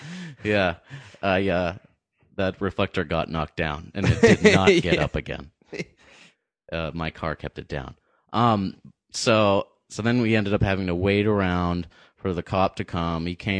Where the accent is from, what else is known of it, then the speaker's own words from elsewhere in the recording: Pelham, New Hampshire, United States; I'm from the Pelham side of town. That's the wrong side of the tracks.